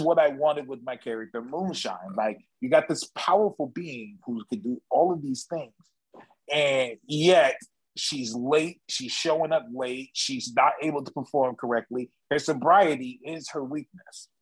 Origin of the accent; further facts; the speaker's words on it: California, United States; me and Eli, we're from California